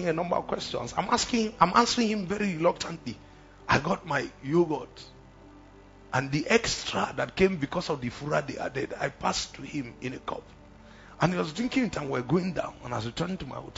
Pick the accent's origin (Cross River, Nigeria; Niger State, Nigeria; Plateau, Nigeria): Plateau, Nigeria; I'm from Plateau.